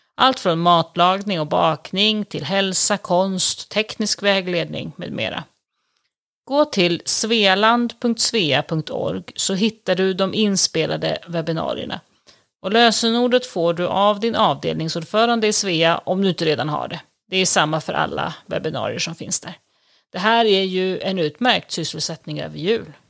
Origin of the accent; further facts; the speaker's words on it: Sweden; now in Italy; som prästbarn ute på landet norr om Stockholm så växte jag